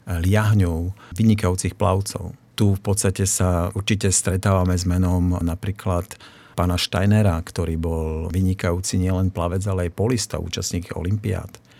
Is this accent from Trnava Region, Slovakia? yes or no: no; Bardejov, Prešov Region, Slovakia; now in Martin, Slovakia; v roku 1971, aby som bol presný, sme sa presťahovali z Bardejova sem do Martina a tak ako hovoríš, krytá plaváreň tu ešte nestála a ja som sa zoznámil s vodou a splávaním na Vrútockom kúpalisku.